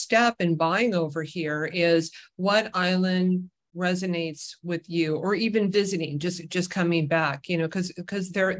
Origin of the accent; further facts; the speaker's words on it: Huntington Beach, California, United States; now in Kauai, United States; I grew up in Orange County, California, in Huntington Beach